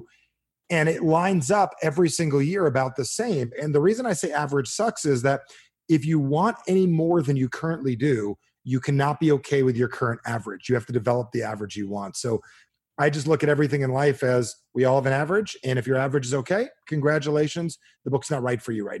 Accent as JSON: {"language": "English", "region": "New Jersey", "country": "United States", "moved": "yes", "said": "I'm from Jersey"}